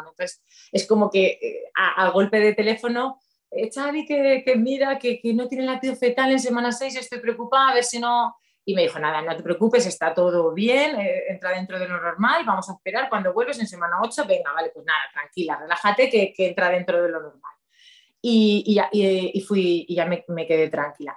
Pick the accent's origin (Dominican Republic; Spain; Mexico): Spain; Ledaña, Castilla-La Mancha; also born or lived in Valencia; soy de un pueblecito de Cuenca que se llama Ledaña